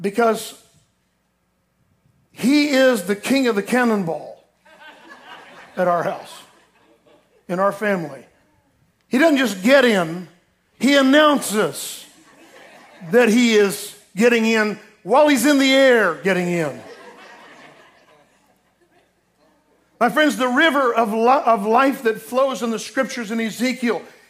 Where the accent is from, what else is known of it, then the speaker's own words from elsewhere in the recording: Florida, United States; I grew up in Florida